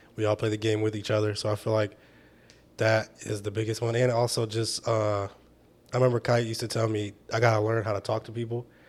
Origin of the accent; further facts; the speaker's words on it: Michigan, United States; I was from Michigan